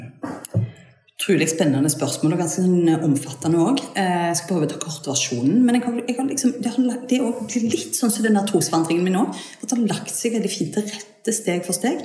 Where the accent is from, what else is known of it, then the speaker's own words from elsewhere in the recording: Suldal, Rogaland, Norway; moved away as an adult; also born or lived in Bergen; now in Jæren, Norway; jeg er ryfylking. Jeg er fra Suldal inne i Ryfylke